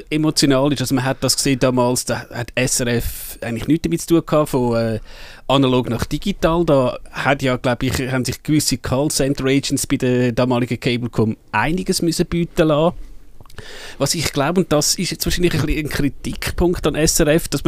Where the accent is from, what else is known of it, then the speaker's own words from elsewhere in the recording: Zurich, Switzerland; Also ich glaube, wir als Zürcher haben da vielleicht gut lachen.